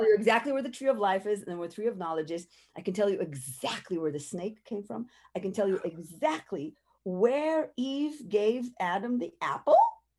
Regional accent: Jerusalem, Jerusalem District, Israel; I grew up in Jerusalem, and we study what we call the Bible.

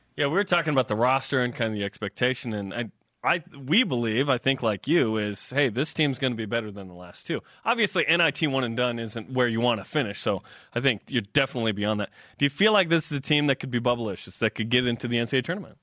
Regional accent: outside Boise, Idaho, United States; I was born outside Boise

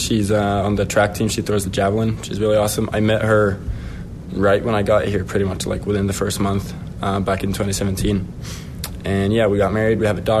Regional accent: Finland; Sure. I mean, it's a small, well, I guess kind of big country, but compared to the U.S., it's small. We only have 5.5 million people, so population small for sure.

